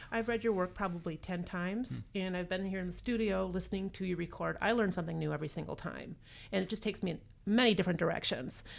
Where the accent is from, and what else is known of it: Rockford, Illinois, United States